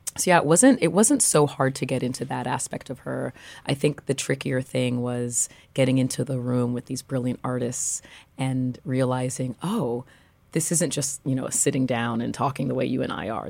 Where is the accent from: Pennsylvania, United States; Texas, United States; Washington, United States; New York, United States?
New York, United States; New York City; also born or lived in Paris; I grew up in Brooklyn